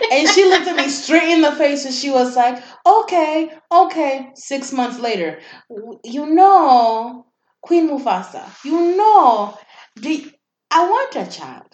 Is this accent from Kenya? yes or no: yes; Kenya; moved away; I'm from Kenya